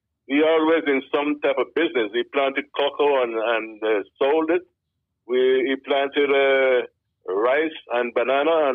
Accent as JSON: {"language": "English", "region": "Limón", "country": "Costa Rica", "tie": "born or raised there", "moved": "yes", "lives_now": "United States", "said": "We grew up in Costa Rica. You know, that's in Central America"}